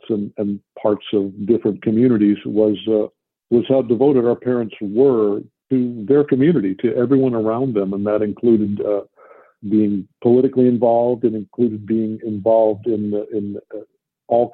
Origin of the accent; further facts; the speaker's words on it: Columbus, Ohio, United States; moved away; also born or lived in Detroit, Michigan / Montana; when I was 10, our dad got an offer to go join the faculty at The Ohio State Univer